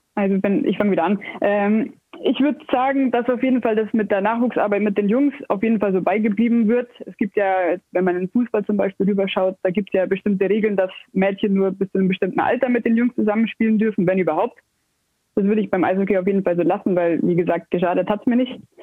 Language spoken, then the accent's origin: German; Ingolstadt, Bavaria, Germany; bin gebürtig aus Ingolstadt, wohne hier schon immer, spiele schon immer hier